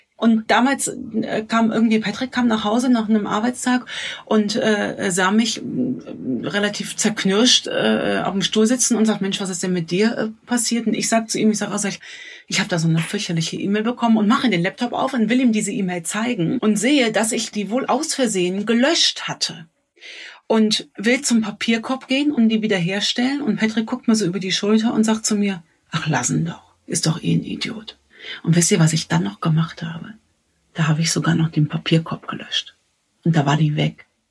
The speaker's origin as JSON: {"language": "German", "town": "Cologne", "region": "North Rhine-Westphalia", "country": "Germany", "said": "ich als äh, Kölnerin"}